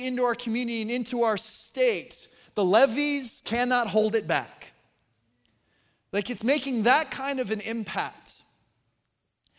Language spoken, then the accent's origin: English; Colorado, United States; moved away; I was born and raised in Colorado